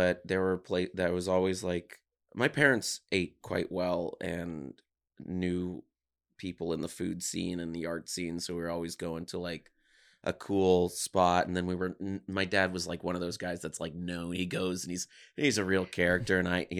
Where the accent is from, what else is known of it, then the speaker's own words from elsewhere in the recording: Los Angeles, California, United States; Mm-hmm. In Mar Vista, yeah.